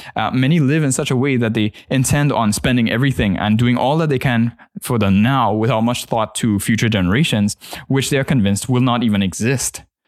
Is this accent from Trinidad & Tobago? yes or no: yes; Trinidad & Tobago; my church context growing up in Trinidad